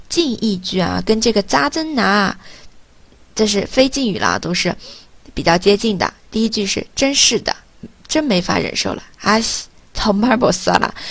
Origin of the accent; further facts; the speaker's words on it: China; 我们中国人